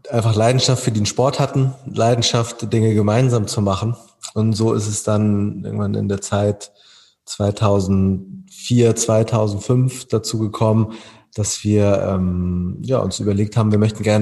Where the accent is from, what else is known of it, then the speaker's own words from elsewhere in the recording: Hamburg, Germany; wir sind alle Hamburger Basketballer